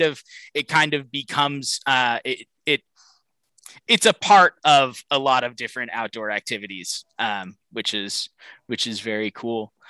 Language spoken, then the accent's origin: English; Pacific Northwest, United States; I, I grew up in the Pacific Northwest